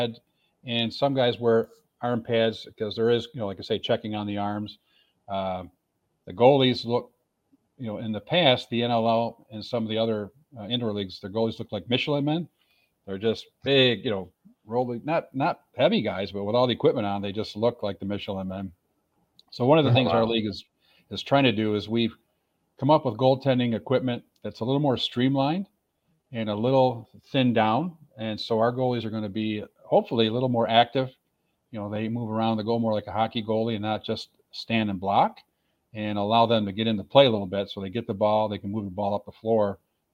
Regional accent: Rochester, New York, United States; also born or lived in Buffalo, New York / Tampa, Florida; my hometown hockey team in Rochester, New York

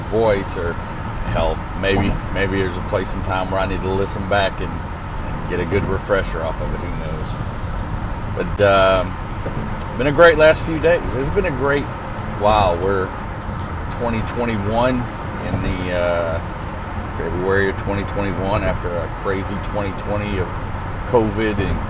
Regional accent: Arkansas, United States; moved away as an adult; growing up in Arkansas in a small town

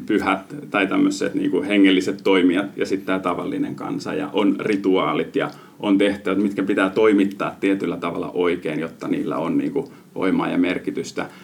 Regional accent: Finland; moved away as an adult; mä oon Suomesta

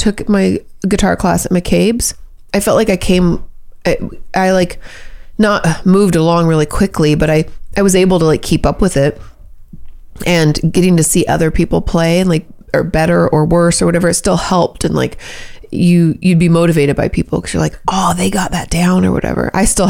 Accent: California, United States; we're very Californian. People don't smoke.

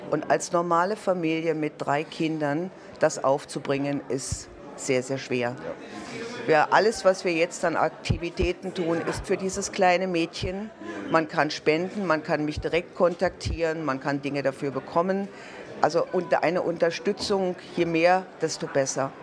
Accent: Berlin, Germany; moved away as an adult; now in Graz, Austria; bin gebürtige Berlinerin. Mich hat es vor 27 Jahren durch die Liebe nach Graz in Österreich verschlagen

